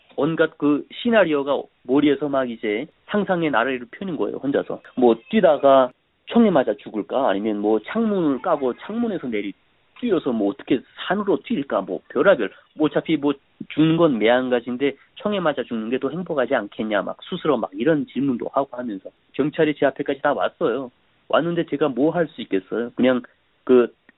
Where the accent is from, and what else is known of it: North Korea; moved away as an adult; also born or lived in South Korea; now in United States